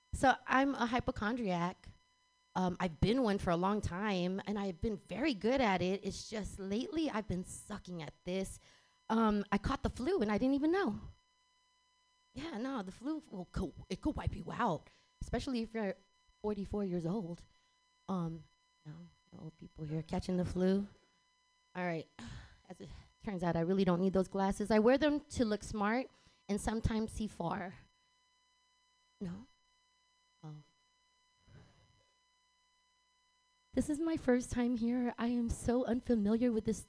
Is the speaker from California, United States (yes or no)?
yes; San Francisco, California, United States; moved away as an adult; also born or lived in Texas; I was born and raised here in San Francisco